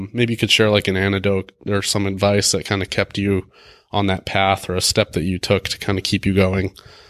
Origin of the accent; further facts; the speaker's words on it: Colorado, United States; I'm from Colorado.